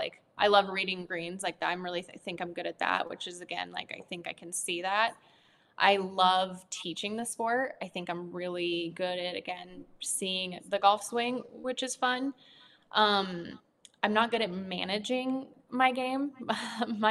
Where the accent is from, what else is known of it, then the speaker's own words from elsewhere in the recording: Nebraska, United States; moved away; I lived in a really small town and there's not a whole lot to do. So I picked up golf and I ended up being pretty good at it. And I started winning a lot of tournaments and I became the number two golfer in Nebraska